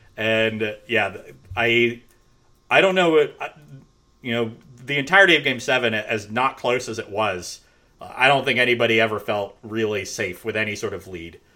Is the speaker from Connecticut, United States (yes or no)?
yes; Central Connecticut, United States; I'm from Central Connecticut